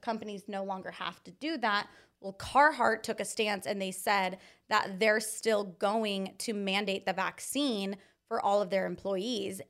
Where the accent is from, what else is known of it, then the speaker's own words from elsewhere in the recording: Anza, California, United States; I grew up in Anza, California